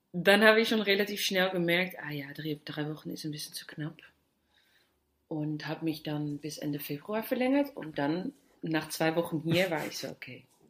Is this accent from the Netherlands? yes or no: yes; Netherlands; German is a second language; moved away; Ich komme ja aus Holland